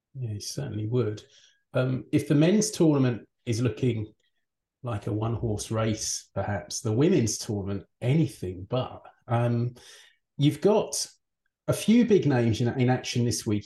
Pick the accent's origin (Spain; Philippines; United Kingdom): United Kingdom; as a Brit